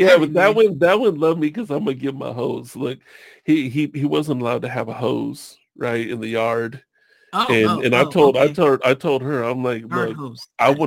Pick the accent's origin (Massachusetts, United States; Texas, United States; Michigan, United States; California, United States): California, United States; Long Beach; I grew up in Long Beach, California